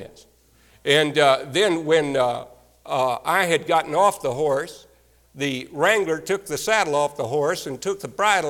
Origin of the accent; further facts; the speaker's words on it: Texas, United States; moved away; I came from Texas